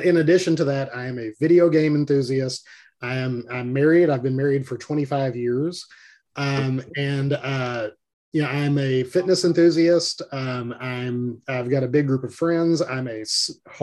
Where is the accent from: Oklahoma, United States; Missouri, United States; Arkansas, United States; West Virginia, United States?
Arkansas, United States; Little Rock; now in Jonesboro, United States; Lived in Arkansas all my life, grew up in Little Rock